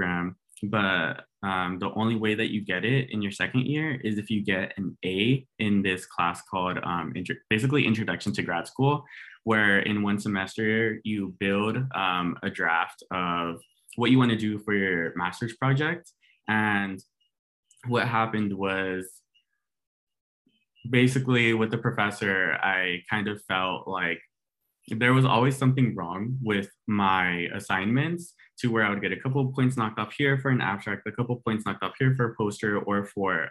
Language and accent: English; Lynwood, California, United States; I'm from Los Angeles, California, specifically Linwood. And I grew up going to Warren High School